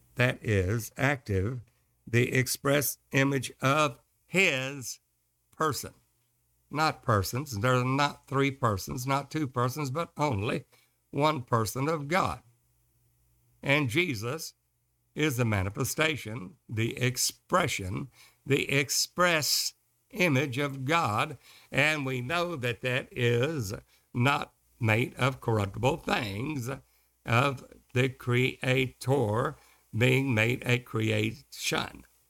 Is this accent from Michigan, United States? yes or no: no; Kilgore, Texas, United States; also born or lived in Longview, Texas; I was raised in Kilgore, Texas, and married a high school sweetheart there